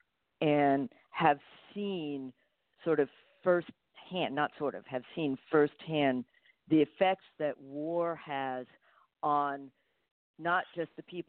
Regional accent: United States; I'm not a Cuban citizen. I'm an American citizen

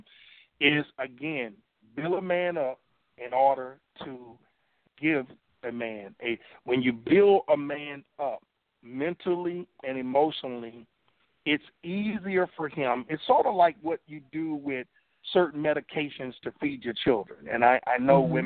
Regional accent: Louisiana, United States; I grew up in Louisiana and I grew up in the country

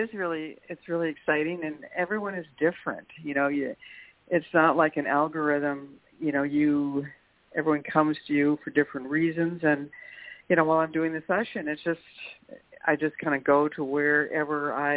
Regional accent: St. Cloud, Minnesota, United States; also born or lived in California / Oregon; St. Cloud, Minnesota.

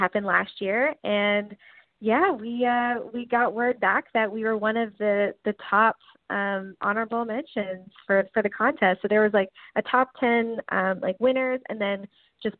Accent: Newfoundland and Labrador, Canada; now in Nashville, United States; I'm from Newfoundland

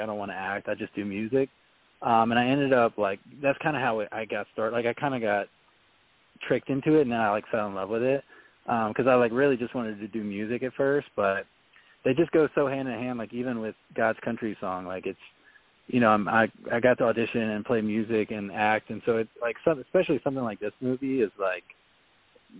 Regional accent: Louisiana, United States; moved away as an adult; also born or lived in Los Angeles, California; now in Nashville, United States; I grew up in Louisiana

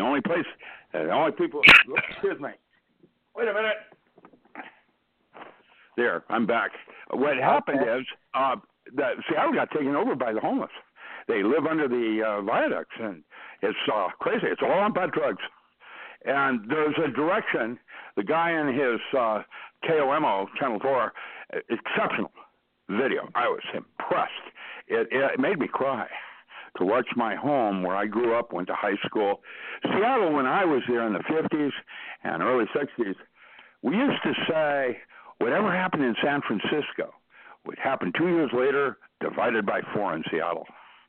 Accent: China; English is a second language; I never learned how to do that because I grew up in China and my folks never touched me. You don't touch another person in that culture.

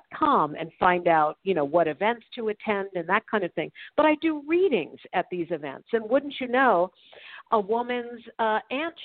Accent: New York, United States; now in Los Angeles, United States; I'm also originally from New York

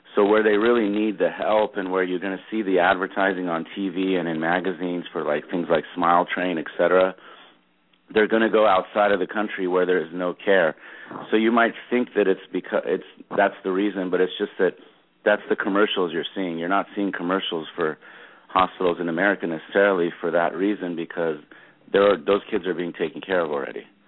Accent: Los Angeles, California, United States; also born or lived in Madison, Wisconsin / Cleveland, Ohio / Dallas, Texas; I grew up in Los Angeles. I started all my schooling here

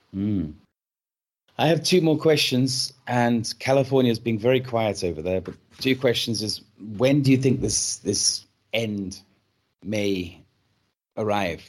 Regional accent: United Kingdom; I am British myself

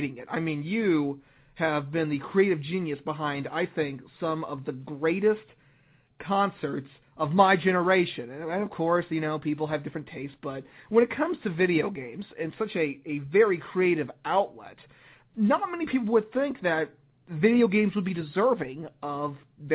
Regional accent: Cincinnati, Ohio, United States; Cincinnati, Ohio. My backyard, my hometown, my streets

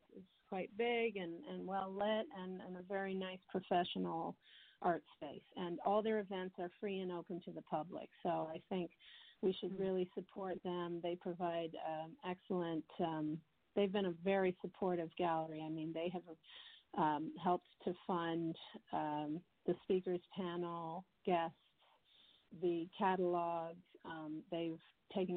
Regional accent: United States; moved away as an adult; also born or lived in New York; now in London, United Kingdom

